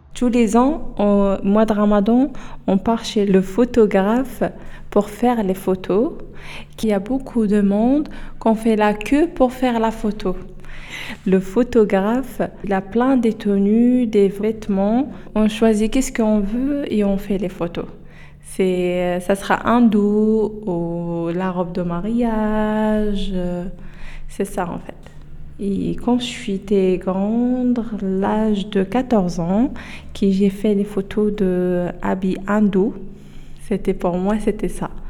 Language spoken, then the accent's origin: French; Oujda, Oriental, Morocco; French is a second language; now in France; moi, je suis marocaine. Euh, j'habite d'origine à Oujda.